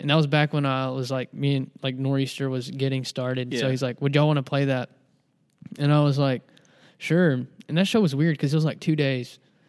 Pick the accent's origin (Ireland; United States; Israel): United States; West Monroe, Louisiana; also born or lived in Ruston, Louisiana; before I moved to Ruston. And I'm from West Monroe area.